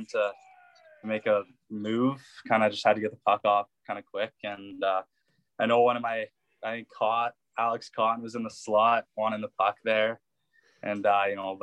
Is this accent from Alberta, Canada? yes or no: yes; Lethbridge, Alberta, Canada; me and Carl Tedichuk both grew up here